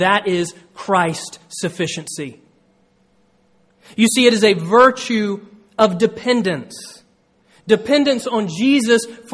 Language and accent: English; Georgia, United States; moved away; when I was a kid growing up in Georgia